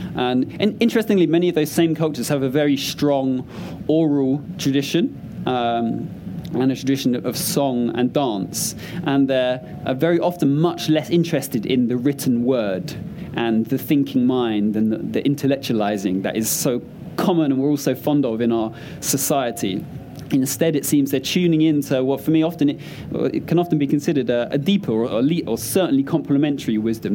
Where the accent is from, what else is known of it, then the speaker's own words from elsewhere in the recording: London, United Kingdom; I grew up in South London